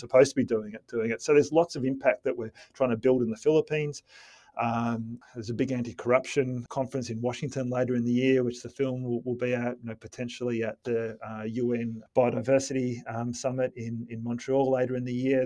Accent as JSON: {"language": "English", "town": "Melbourne", "region": "Victoria", "country": "Australia", "tie": "born or raised there", "said": "my, my, my hometown."}